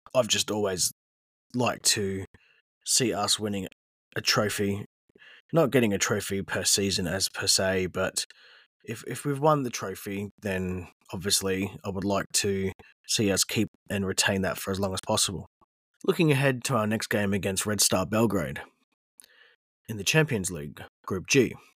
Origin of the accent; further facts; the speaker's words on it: Australia; I am Australian